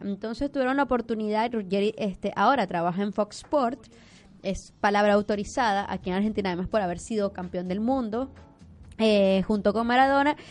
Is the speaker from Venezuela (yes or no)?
yes; Venezuela; llanera maracucha